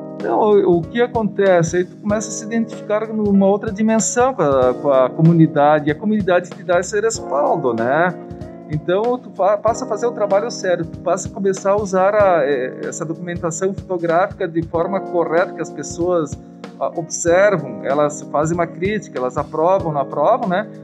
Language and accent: Portuguese; Caxias do Sul, Rio Grande do Sul, Brazil; nasci em Galópolis em 1965